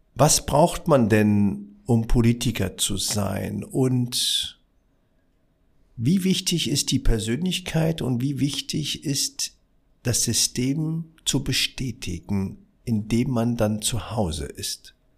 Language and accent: German; Berlin, Germany; Ich bin ja im Wedding aufgewachsen